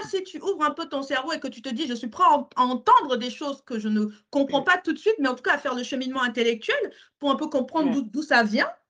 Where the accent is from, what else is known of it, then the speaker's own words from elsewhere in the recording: Cameroon; en tant que Camerounais.